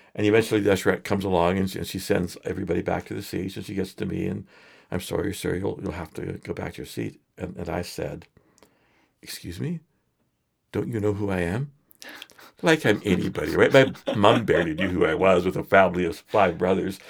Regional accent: Edmonton, Alberta, Canada; I grew up in Edmonton

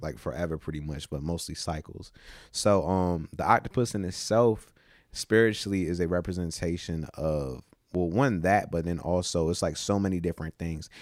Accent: Newport News, Virginia, United States; also born or lived in Williamsburg, Virginia; we moved from Newport News to Williamsburg when I was probably, like, fifteen, fourteen-ish

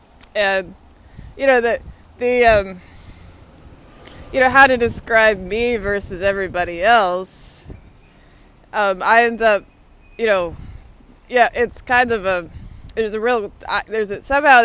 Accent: Austin, Texas, United States; moved away as an adult; now in Washington, D.C., United States; I went to UT Austin for undergrad. Austin is my hometown. So I graduated from high school, like, that's 10 minutes from the UT campus.

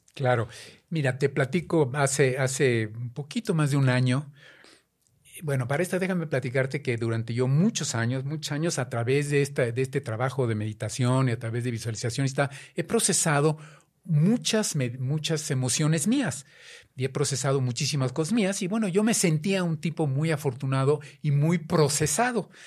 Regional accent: Mexico; siendo mexicanos

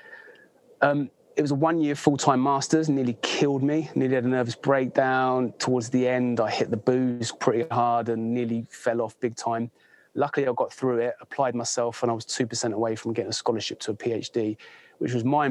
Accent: Bedford, East of England, United Kingdom; moved away as an adult; also born or lived in Thailand / United States; now in West Sussex, United Kingdom; I'm from Bedford.

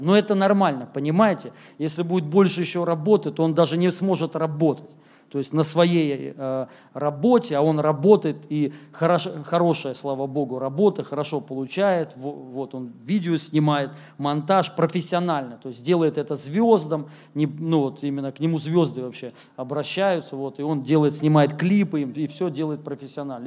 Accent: Moscow, Russia; moved away as an adult; also born or lived in Rostov-on-Don; я сам москвич, если кто-то не знает, родился здесь.

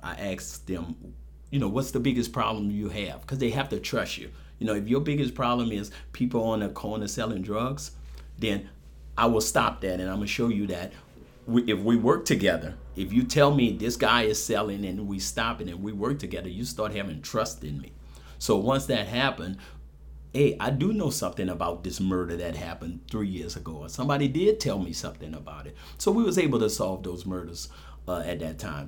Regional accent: New Orleans, Louisiana, United States; moved away as an adult; also born or lived in San Antonio, Texas; now in Lafayette, United States; I'm from New Orleans. Uh, born and raised in New Orleans

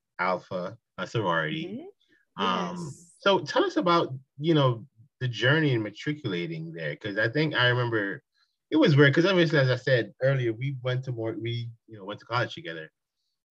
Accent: Jamaica; I grew up in Jamaica

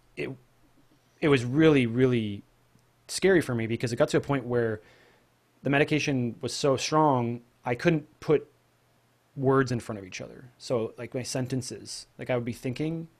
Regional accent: Pacific Northwest, United States; also born or lived in Oregon / Juarez, Mexico; I'm just a normal guy, normal kid growing up in the Pacific Northwest.

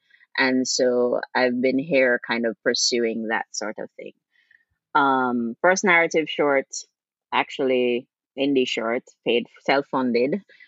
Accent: Jamaica; now in New York, United States

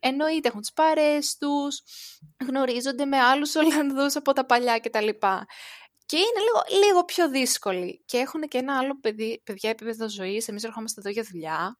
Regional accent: Greece; now in Netherlands; κατεβαίνω Ελλάδα

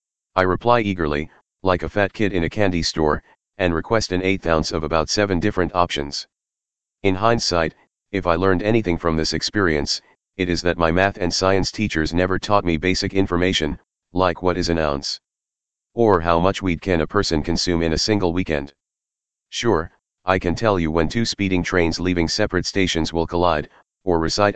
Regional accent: England, United Kingdom; The next day when I woke up, I realized the best thing I could do, as an Englishman, was just live with the lie for the rest of my short stay in this house

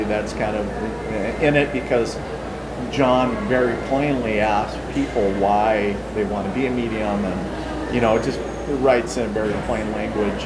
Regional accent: International Falls, Minnesota, United States; now in Fargo, United States; I am a Minnesota native, so I was born and raised in northern Minnesota, so in a little town called International

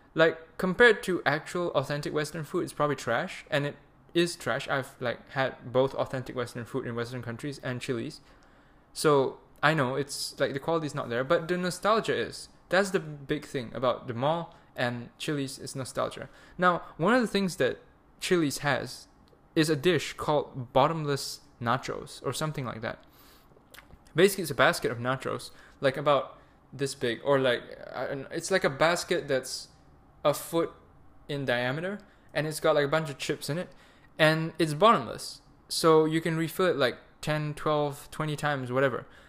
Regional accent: Malaysia; moved away as an adult; now in Germany; I'm Malaysian, so when you have a visa issue, you go back to Malaysia

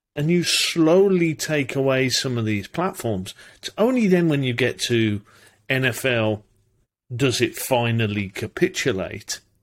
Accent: United Kingdom; I'm British

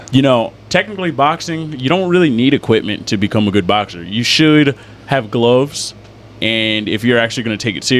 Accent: Syracuse, New York, United States; now in Lancaster, United States; I'm from Syracuse originally

